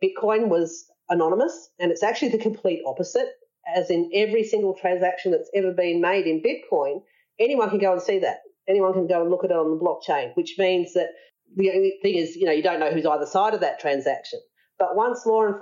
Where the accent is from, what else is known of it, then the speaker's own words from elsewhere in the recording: Australia; we're Australian